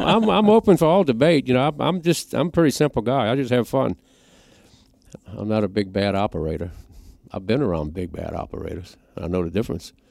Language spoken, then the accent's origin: English; Louisiana, United States; I'm from Louisiana, it's like a hundred degrees all the time.